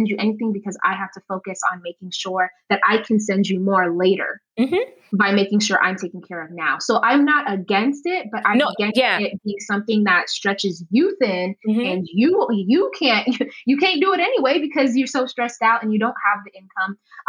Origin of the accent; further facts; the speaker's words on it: Uganda; now in United States; I come from Uganda, and a lot of other cultures are collectivistic by nature.